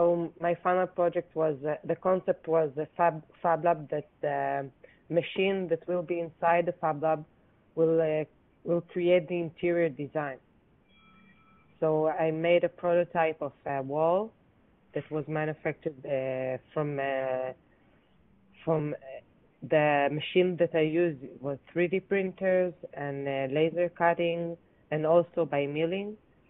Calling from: Israel; speaking from Israel.

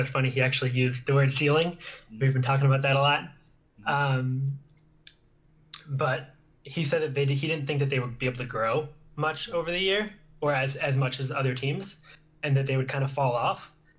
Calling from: Urbana, Illinois, United States; I'm from Urbana, Illinois.

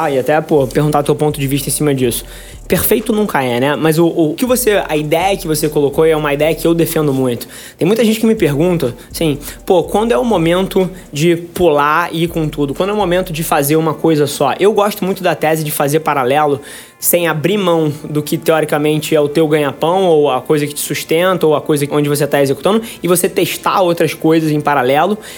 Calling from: Alfenas, Minas Gerais, Brazil; eu sou de Alfenas, Minas Gerais.

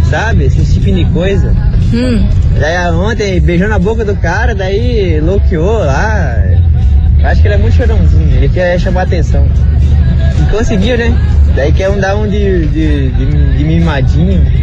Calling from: Campo Magro, Paraná, Brazil; Eu sou de Campo

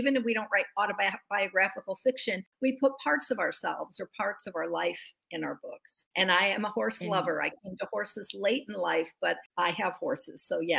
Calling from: Simi Valley, California, United States; I'm in Simi Valley, California, which is in the northwest corner just outside of Los Angeles, but it's right near this beautiful rural area with farms and horses.

